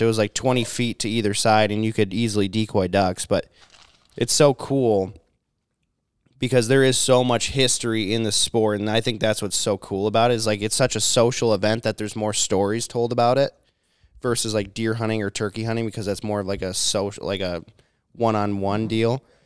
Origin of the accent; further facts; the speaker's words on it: Minnesota, United States; I'm Minnesotan